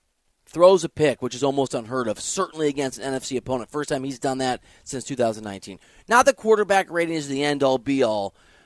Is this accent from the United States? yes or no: yes; Iowa, United States; my home state of Iowa